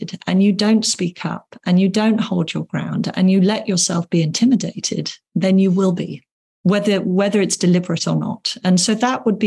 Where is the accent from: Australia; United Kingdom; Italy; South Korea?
United Kingdom; England; being English